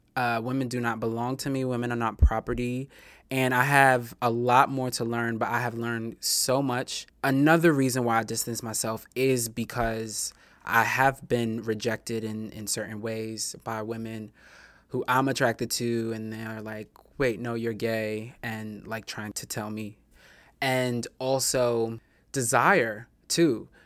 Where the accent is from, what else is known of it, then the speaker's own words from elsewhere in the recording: New York City, New York, United States; And I'm a native New Yorker. I'm from Queens. I'm from Far Rockaway